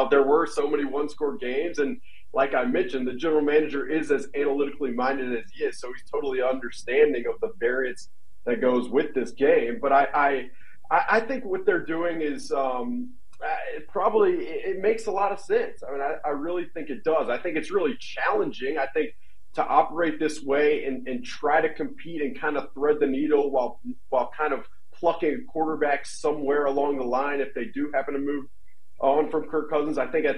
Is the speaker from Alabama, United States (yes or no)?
yes; Alabama, United States; I'm from Alabama.